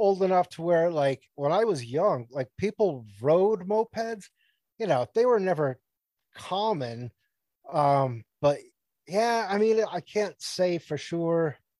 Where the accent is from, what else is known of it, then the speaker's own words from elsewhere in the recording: Sunnyvale, California, United States; also born or lived in Massachusetts; so I grew up in Massachusetts like in my adolescence, but then my teenage years I grew up in California, in Sunnyvale, California.